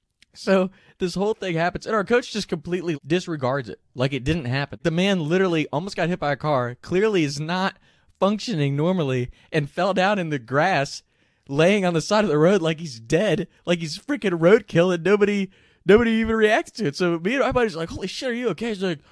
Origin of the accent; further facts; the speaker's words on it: Kentucky, United States; we're from Kentucky, so it's really hilly area.